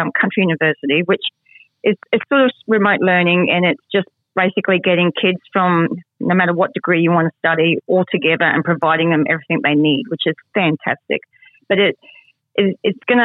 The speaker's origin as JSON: {"language": "English", "town": "Mount Isa", "region": "Queensland", "country": "Australia", "tie": "born or raised there", "also_born_or_lived": "England", "said": "And in Mount Isa, I grew up here. I was an immigrant from England, and my family came here"}